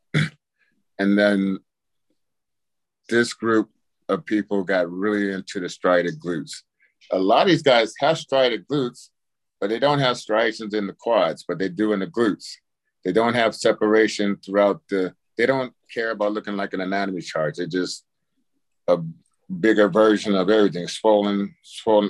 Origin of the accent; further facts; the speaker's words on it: Palm Springs, California, United States; growing up in Palm Springs